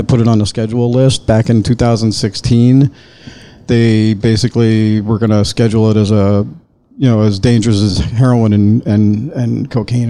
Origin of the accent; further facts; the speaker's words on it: Reno, Nevada, United States; also born or lived in Hollywood, Florida; now in Florida, United States; Originally South Florida. I was born in Hollywood, Florida, but I was raised in Reno, Nevada. Reno, Tahoe.